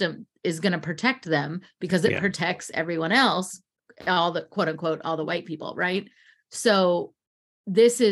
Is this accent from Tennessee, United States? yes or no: yes; Tennessee, United States; also born or lived in Memphis, Tennessee; Growing up in Tennessee, and I went to school in Memphis.